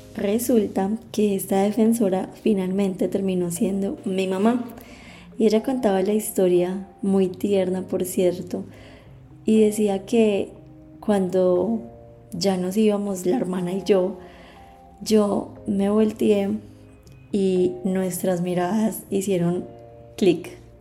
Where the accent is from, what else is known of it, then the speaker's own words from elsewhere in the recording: La Virginia, Risaralda, Colombia; Yo nací en la Virginia Risaralda